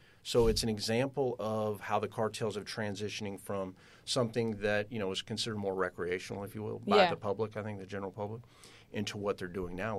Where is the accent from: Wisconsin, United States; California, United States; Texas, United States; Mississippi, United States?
Texas, United States; Austin; And I said, well, I'm from Austin. I sure would like to stay here.